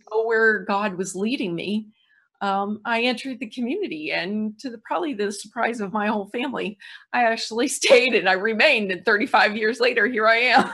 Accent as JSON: {"language": "English", "town": "St. Louis", "region": "Missouri", "country": "United States", "said": "I'm from Saint Louis."}